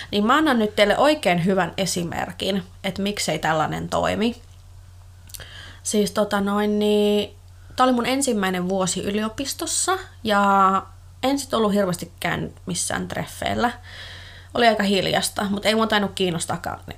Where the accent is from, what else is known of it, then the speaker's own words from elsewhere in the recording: Finland; hänhän oli ihan kauhuissaan, että mä oon Suomesta kotosi.